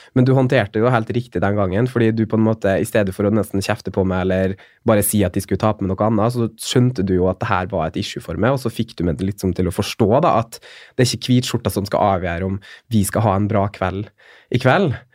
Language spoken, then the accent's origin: Norwegian; Molde, Møre og Romsdal, Norway; moved away as an adult; also born or lived in Oslo; flytte hjem og komme hjem til familien min og, og der jeg vokste opp